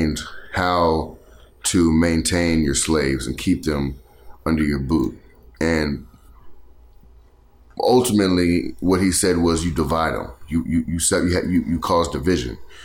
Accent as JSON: {"language": "English", "area": "the South", "region": "Texas", "country": "United States", "said": "we're from the South"}